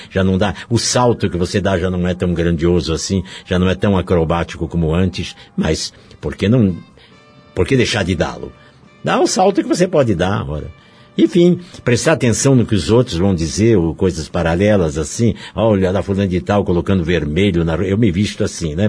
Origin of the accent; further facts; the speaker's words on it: Curitiba, Paraná, Brazil; moved away as an adult; also born or lived in Rio de Janeiro; Eu sou de Curitiba, eu fui para o Rio, tinha 31 anos de idade